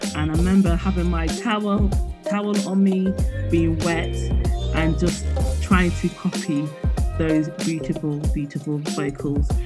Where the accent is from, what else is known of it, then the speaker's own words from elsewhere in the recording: Midlands, United Kingdom; I'm from the Midlands in the UK.